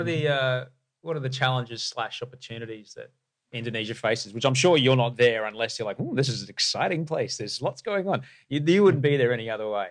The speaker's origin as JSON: {"language": "English", "country": "Australia", "tie": "born or raised there", "said": "growing up in Australia"}